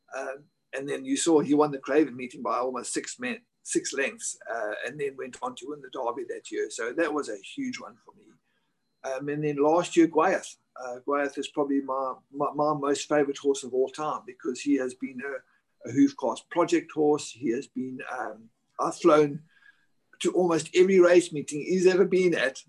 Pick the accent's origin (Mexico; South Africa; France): South Africa; moved away as an adult; also born or lived in Virginia, United States; now in Dubai, United Arab Emirates; when I was back in South Africa